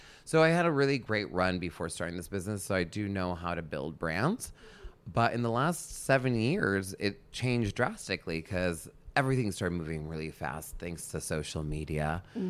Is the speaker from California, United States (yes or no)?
no; New York, United States; now in Los Angeles, United States; I didn't want to leave New York. I was an East Coaster. I'm a New Yorker at heart.